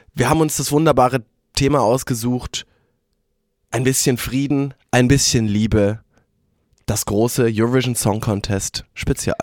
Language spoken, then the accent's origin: German; Germany; wir haben ja als als Deutsche